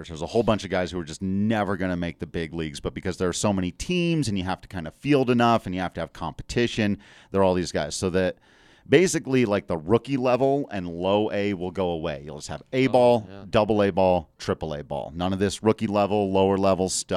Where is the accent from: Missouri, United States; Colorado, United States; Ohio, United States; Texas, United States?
Colorado, United States; Grand Junction; my hometown Grand Junction Rockies